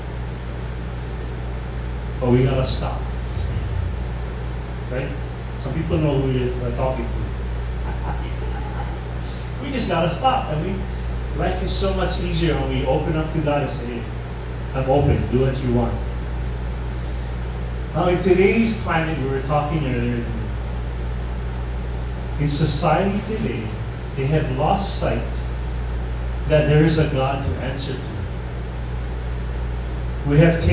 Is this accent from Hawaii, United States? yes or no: yes; Hawaii, United States; being one Hawaiian